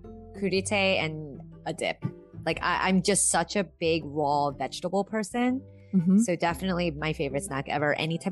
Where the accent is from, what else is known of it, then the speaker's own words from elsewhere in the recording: New Jersey, United States; I'm from Jersey